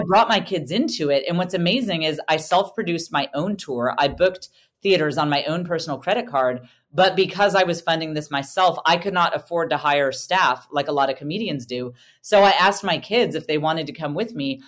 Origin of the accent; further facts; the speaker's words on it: United States; I'm an American